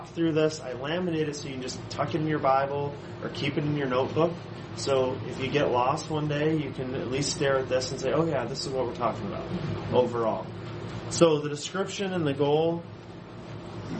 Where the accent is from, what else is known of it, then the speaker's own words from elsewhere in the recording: Allen Park, Michigan, United States; also born or lived in Clearwater, Florida; I grew up here in Downriver, so I'm a Downriver boy. I grew up in Allen Park